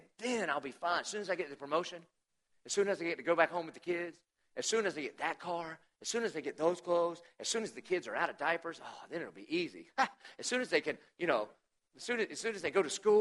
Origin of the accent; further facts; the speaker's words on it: the South, United States; it's by his sovereignty I was born in the South